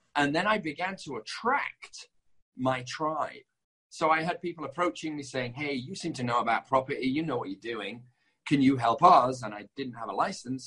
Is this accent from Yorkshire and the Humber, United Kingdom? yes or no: yes; Leeds, Yorkshire and the Humber, United Kingdom; also born or lived in London; now in Los Angeles, United States; I'm not from London. I'm from a town called Leeds